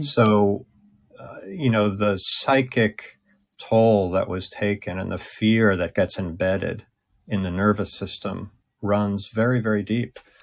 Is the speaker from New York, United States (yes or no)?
yes; Long Island, New York, United States; I was from Long Island.